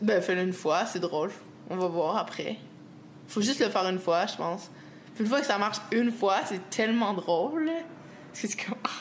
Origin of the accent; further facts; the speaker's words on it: Quebec, Canada; accent: Québécois; je suis québécoise